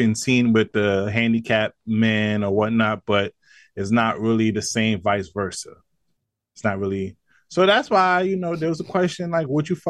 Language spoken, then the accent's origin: English; New York City, New York, United States; I'm from Brooklyn.